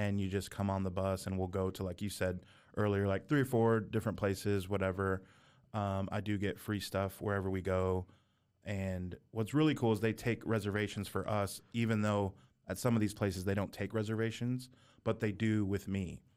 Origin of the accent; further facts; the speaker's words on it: near San Francisco, California, United States; we're from California. I was born near San Francisco.